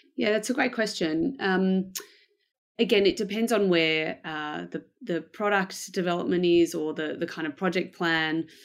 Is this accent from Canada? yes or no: no; Melbourne, Victoria, Australia; I am from Melbourne in Australia. Uh, I was born here, um, and I've lived here basically most of my life.